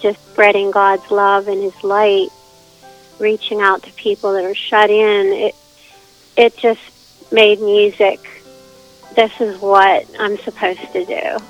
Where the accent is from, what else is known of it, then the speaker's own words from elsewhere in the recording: Whitehall, Pennsylvania, United States; also born or lived in Murrysville, Pennsylvania; now in New Freeport, United States; I lived in Whitehall, near Pittsburgh